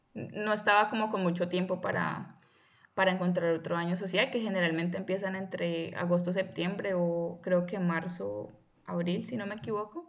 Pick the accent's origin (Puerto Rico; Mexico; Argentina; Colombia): Colombia; Buga, Valle del Cauca; moved away as an adult; now in Germany; provengo originalmente de Colombia, de la ciudad de Buga, cerquita a Cali